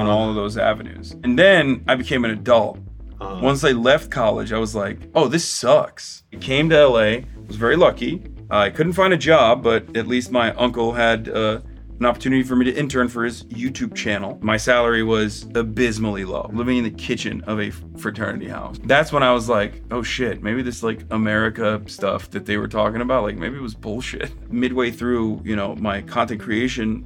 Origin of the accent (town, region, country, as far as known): Turkey; born or raised there; now in United States